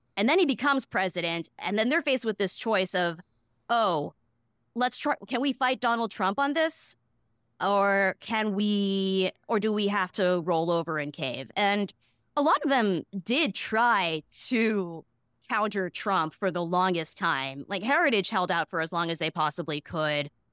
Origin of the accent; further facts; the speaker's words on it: Boston, Massachusetts, United States; I grew up in Boston